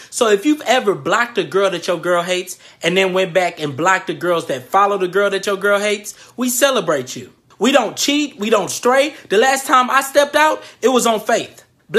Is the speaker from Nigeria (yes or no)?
yes; Nigeria; I'm so damn faithful, people are surprised that I'm Nigerian.